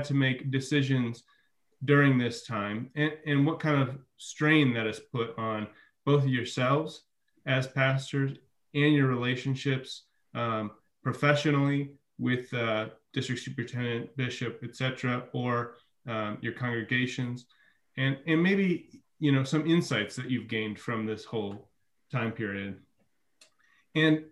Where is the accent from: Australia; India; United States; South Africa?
United States; Midwest; moved away; I'm from the Midwest